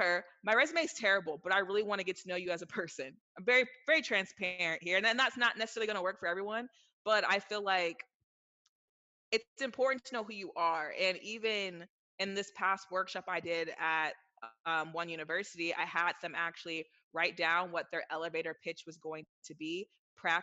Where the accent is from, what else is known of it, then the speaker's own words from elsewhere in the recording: Silicon Valley, California, United States; I'm from Silicon Valley, so grew up around all that stuff